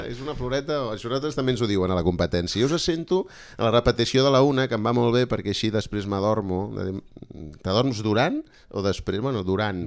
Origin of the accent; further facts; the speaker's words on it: Barcelona, Catalonia, Spain; jo sóc de la Bordeta